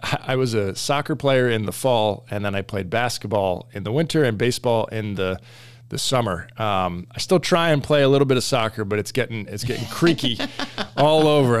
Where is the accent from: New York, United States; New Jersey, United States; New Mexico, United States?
New Jersey, United States; moved away as an adult; also born or lived in Washington, D.C.; I grew up in New Jersey